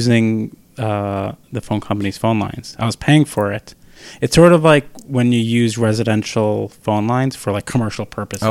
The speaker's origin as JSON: {"language": "English", "town": "New York City", "region": "New York", "country": "United States", "tie": "born or raised there", "said": "Yeah, so I grew up right outside of the Village."}